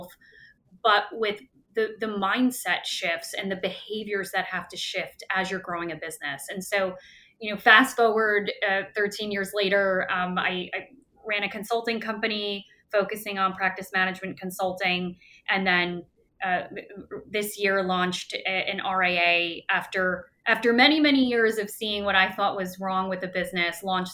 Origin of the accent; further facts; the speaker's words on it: New York, United States; born and raised in New York, big fat Greek family